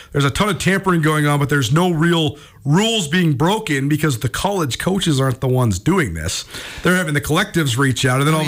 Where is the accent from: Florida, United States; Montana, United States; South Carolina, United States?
Montana, United States; Missoula; moved away as an adult; I grew up in Missoula